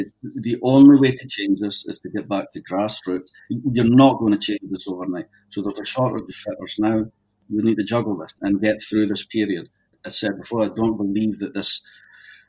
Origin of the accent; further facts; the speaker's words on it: Dundee, Scotland, United Kingdom; moved away as an adult; also born or lived in Toronto, Canada; now in Canada; My parents had emigrated in the 60s, but my dad couldn't handle it and was homesick. And they ended up, they had me, but they ended up back in Scotland again.